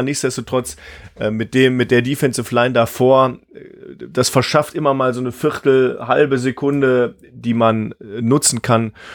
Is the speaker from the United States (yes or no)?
yes; Missouri, United States; moved away; Missouri, mein, meine Heimat